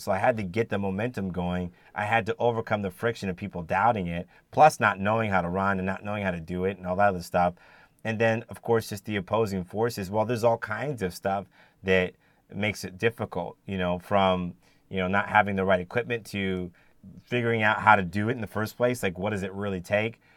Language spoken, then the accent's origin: English; United States; also born or lived in Cayman Islands / Jamaica; being born in the United States and raised in the United States primarily, um, as an African American